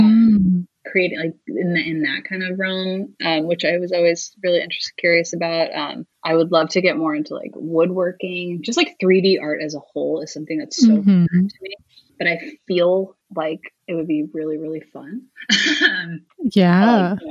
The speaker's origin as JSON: {"language": "English", "region": "New York", "country": "United States", "moved": "as an adult", "lives_now": "Los Angeles, United States", "said": "I'm a New Yorker, so I love like pizza and bagels"}